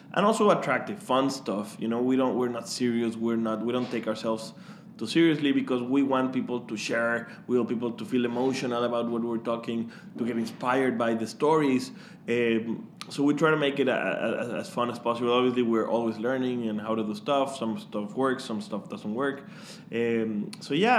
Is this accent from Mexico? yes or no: yes; Mexico; moved away as an adult; I am actually from Mexico, um, so you can you can probably hear my my J's be very strong, like Juan